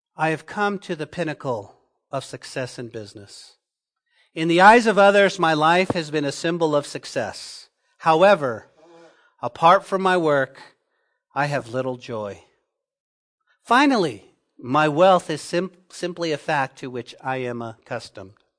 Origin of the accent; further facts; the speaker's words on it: Santa Fe, New Mexico, United States; now in Lubbock, United States; when I was growing up in Santa Fe, New Mexico